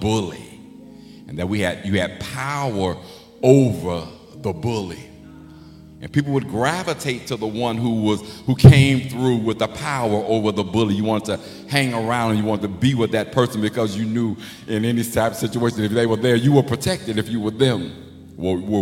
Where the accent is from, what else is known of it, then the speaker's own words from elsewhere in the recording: Chicago, Illinois, United States; also born or lived in Memphis, Tennessee; I was born in Memphis. So when we moved to Chicago, I think I was maybe 4 or 5. But I grew up on the west side